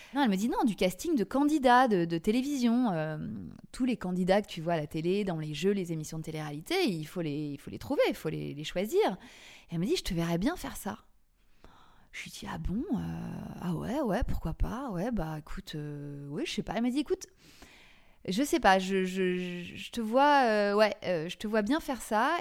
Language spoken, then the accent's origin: French; Paris, Île-de-France, France; je suis une Parisienne euh, pure souche, née à Paris